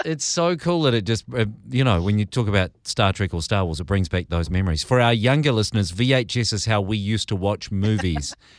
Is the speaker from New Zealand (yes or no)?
yes; New Zealand; I'm a Kiwi